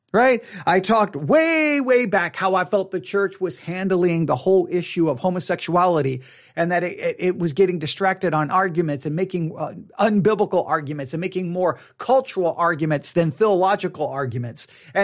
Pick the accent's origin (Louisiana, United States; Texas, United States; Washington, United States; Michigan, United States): Texas, United States; Well, I'm a Texan. I'm a Christian. Definitely not a Southern Baptist.